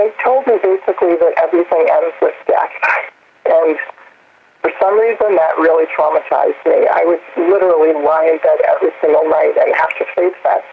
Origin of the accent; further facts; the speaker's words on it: New York City, New York, United States; moved away as an adult; also born or lived in Northeast United States; now in Hubert, North Carolina, United States; I was born in New York City, right outside it, and until a year ago, spent my entire life in the Northeast